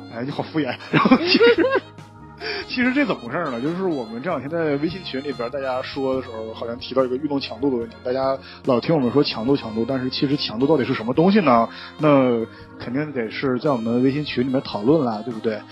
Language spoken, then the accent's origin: Chinese; Northeast China, China; moved away; also born or lived in Guangzhou; 我是一匹来自东北的狼